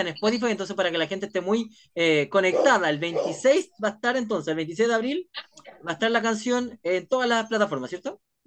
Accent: Chile; así somos los chilenos

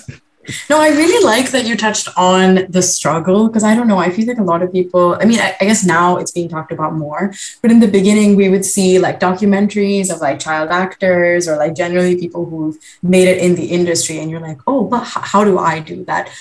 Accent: India; I'm Indian myself

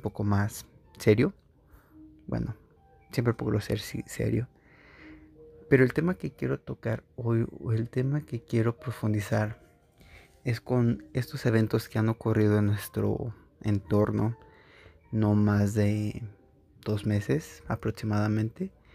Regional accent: Mexico; sea mexicano y que esté en un lugar donde hay puros mexicanos o mayormente somos mexicanos

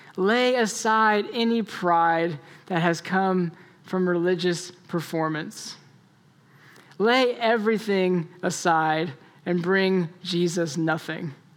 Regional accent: Florida, United States; And so I grew up in Florida

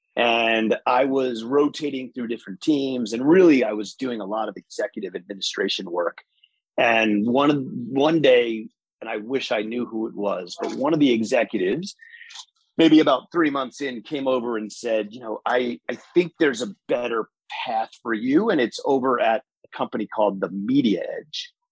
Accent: Rockland County, New York, United States; I grew up in Rockland County, New York

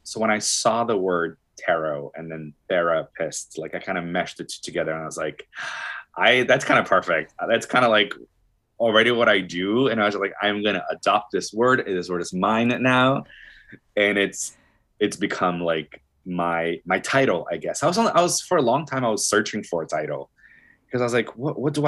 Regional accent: Brazil; moved away; I'm from Brazil, born and raised

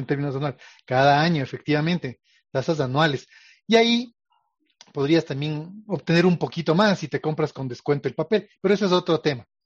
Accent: Ecuador; como ecuatorianos

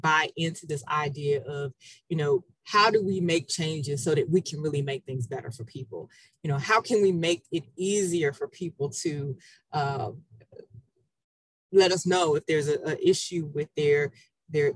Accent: Memphis, Tennessee, United States; Memphis. And I have to say this, we have the best barbecue in the country.

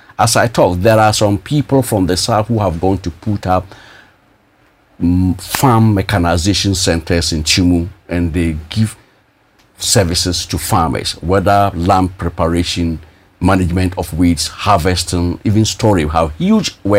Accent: Bolgatanga, Upper East, Ghana; also born or lived in Russia; I'm just from Bolga

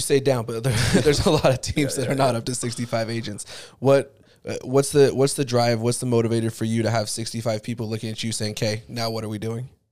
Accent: Highland, Utah, United States; also born or lived in Alpine, Utah; I grew up in Highland and Alpine

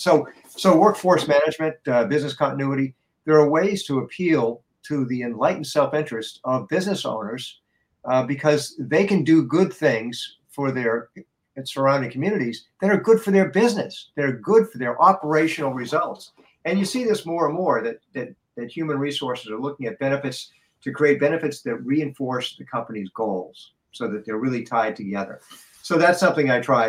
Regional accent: Boston, Massachusetts, United States; I come from Boston.

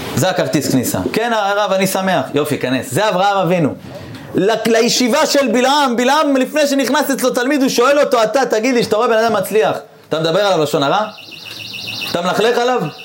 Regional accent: Eilat, Southern District, Israel; אני גדלתי באילת

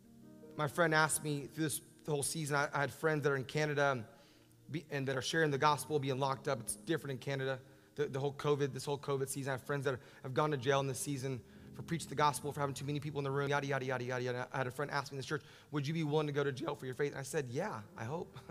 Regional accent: Orlando, Florida, United States; I'm from Orlando

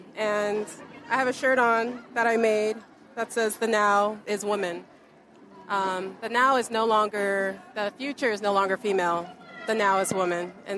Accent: Manhattan Beach, California, United States; I am from Manhattan Beach.

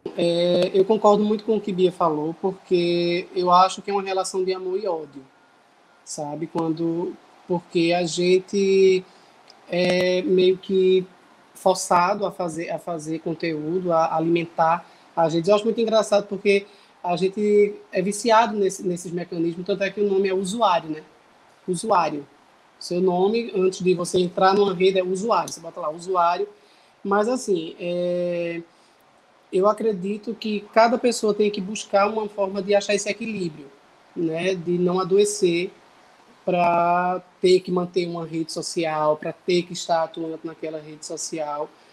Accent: Bezerros, Pernambuco, Brazil; moved away as an adult; now in Recife, Brazil; sou cantor, compositor do Agreste de Pernambuco, sou da cidade de Bezerros

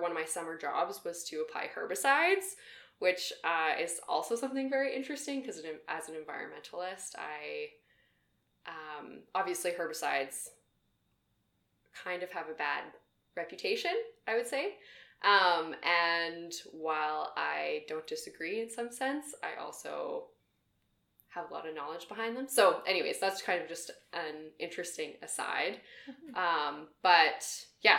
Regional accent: Camrose, Alberta, Canada; also born or lived in Edmonton; I came back to Alberta, I'll say, because I'm from Camrose. So I went to U of A at Augustana for a semester, lived at home

